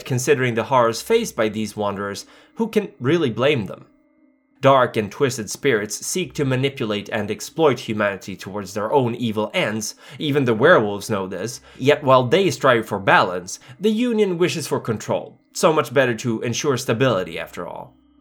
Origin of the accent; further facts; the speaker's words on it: Stockholm, Stockholm County, Sweden; my hometown, Stockholm